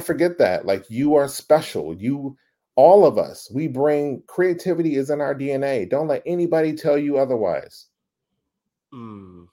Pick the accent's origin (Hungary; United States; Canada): United States; Dallas, Texas; I grew up in Oak Cliff. If you know Dallas, it's like the Compton of fucking Dallas.